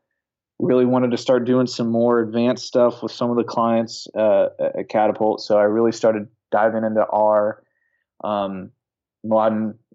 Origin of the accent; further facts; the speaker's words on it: Dayton, Ohio, United States; I'm a Midwestern kid born and raised in Dayton, Ohio